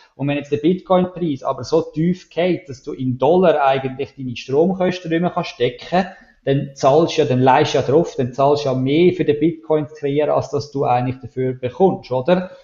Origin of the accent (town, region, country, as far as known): Switzerland